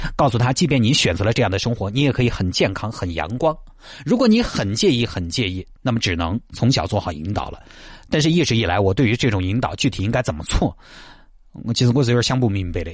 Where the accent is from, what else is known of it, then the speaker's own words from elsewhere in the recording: China; 就看起以我们中国人的审美来说